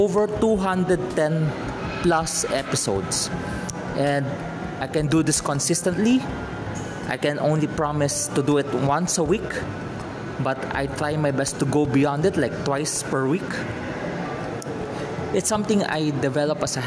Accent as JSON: {"language": "English", "country": "Philippines", "said": "I'm a Filipino, I am residing in the Philippines"}